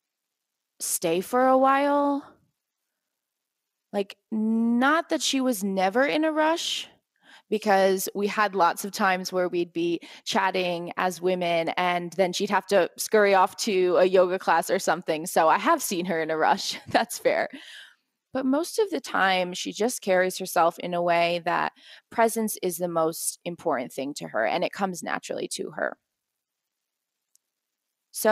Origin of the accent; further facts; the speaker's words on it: East Coast of the US, United States; now in Guatemala; I'm from the East Coast.